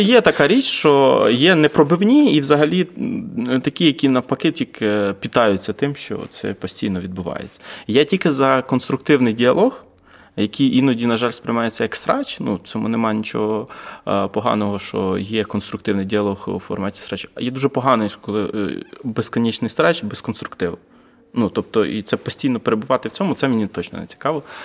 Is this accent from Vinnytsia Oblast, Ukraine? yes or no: yes; Vinnytsia, Vinnytsia Oblast, Ukraine; now in Kyiv, Ukraine; приїхав я з Києва, але я з Вінниці.